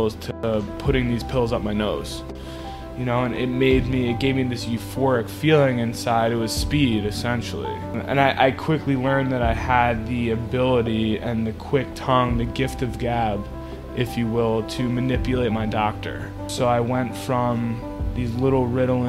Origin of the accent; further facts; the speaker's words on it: New York, United States; also born or lived in Denver, Colorado; in 2012, I moved back to New York from Denver